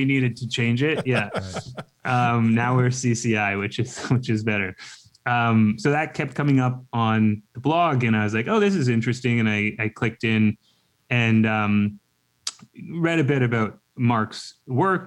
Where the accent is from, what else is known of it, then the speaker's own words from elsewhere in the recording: Canada; I'm from Canada